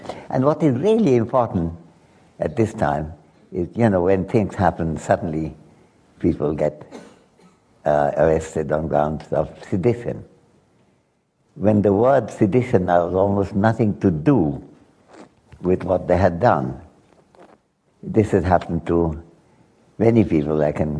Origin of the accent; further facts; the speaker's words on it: Dhaka, Dhaka Division, Bangladesh; I came from Dhaka.